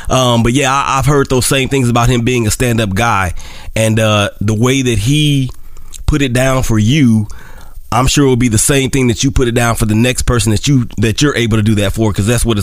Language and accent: English; Oakland, California, United States; also born or lived in Monroe; And you know, Monroe is is our hometown, uh, but I'm from Monroe by way of Oakland, California.